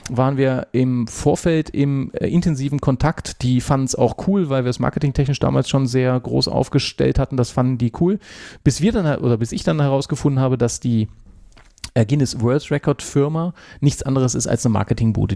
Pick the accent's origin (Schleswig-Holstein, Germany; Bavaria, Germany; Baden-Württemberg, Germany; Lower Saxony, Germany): Lower Saxony, Germany; Hanover; now in Switzerland; An meinem Dialekt hörst du ja auch, ich bin ja, ja auch nicht Urschweizer. Äh, ich bin ja gebürtig aus Hannover